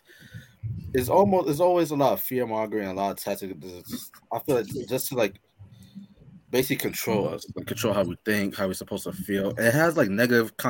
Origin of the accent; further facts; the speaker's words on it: New York, United States; I'm from New York